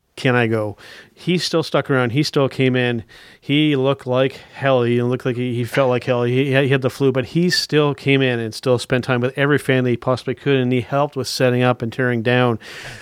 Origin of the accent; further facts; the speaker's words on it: Canada; us being Canadian wrestling fans here